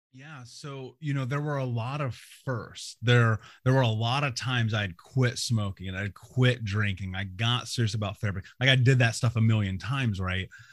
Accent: Indianapolis, Indiana, United States; I grew up in America. I grew up in Indianapolis

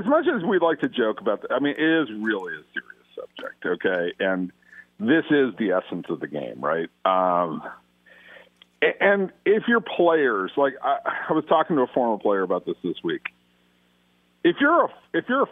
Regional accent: Los Angeles, California, United States; accent: Valley; I grew up in the San Fernando Valley, and I grew up with so many Valley boys, or Valley dudes, as we used to call ourselves.

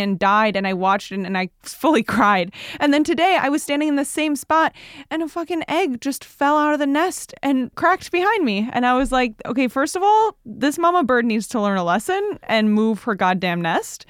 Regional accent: United States; I personally am an American

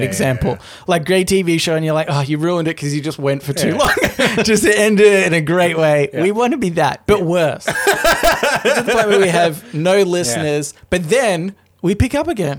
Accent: Australia; Two Australian guys

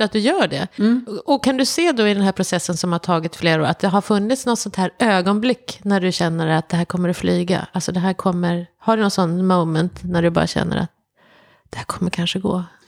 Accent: Malmö, Skåne, Sweden; moved away; jag är ju uppvuxen i Skåne också, i Malmö

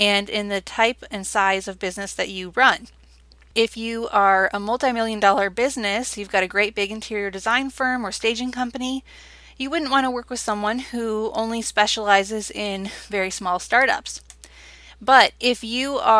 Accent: Wisconsin, United States; my home state now, Wisconsin

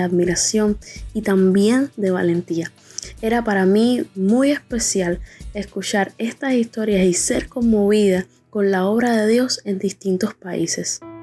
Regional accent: Cuba; Soy de Cuba

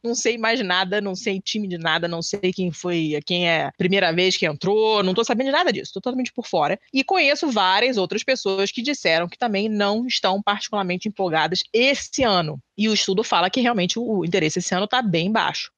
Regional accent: Rio de Janeiro, Brazil; eu sou carioca

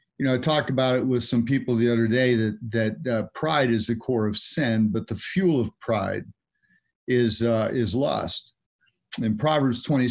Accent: California, United States; I grew up in California

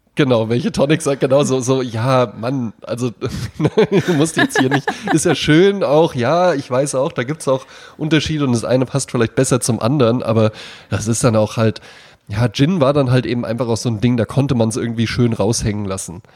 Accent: Central Hesse, Germany; ich komme ja aus Mittelfeld Mittelhessen

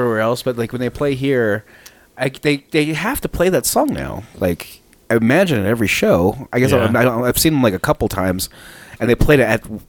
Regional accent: Albuquerque, New Mexico, United States; It's like, where are you guys from? It's like, we're from Albuquerque.

